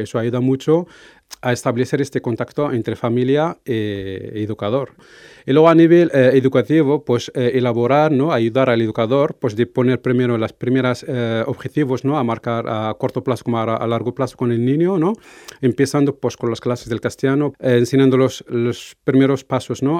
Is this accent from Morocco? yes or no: yes; Morocco; moved away as an adult; now in Navarre, Spain; soy de origen marroquí